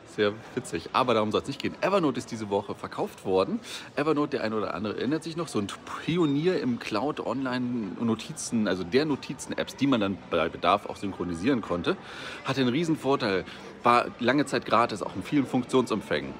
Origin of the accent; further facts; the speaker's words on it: Germany; Bei uns in Deutschland